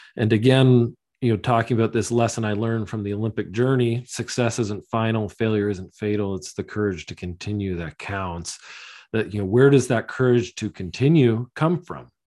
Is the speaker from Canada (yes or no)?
yes; London, Ontario, Canada; I grew up in London, Ontario, in Southwestern Ontario